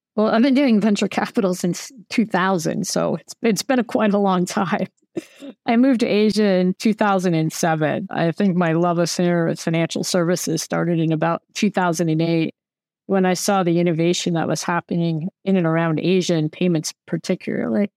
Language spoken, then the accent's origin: English; United States; moved away; I'm American